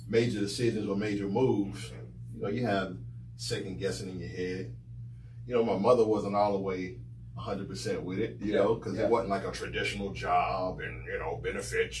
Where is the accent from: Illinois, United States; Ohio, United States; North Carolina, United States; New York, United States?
North Carolina, United States; Salisbury; moved away as an adult; also born or lived in Greensboro, North Carolina / Charlotte, North Carolina; I'm originally from Salisbury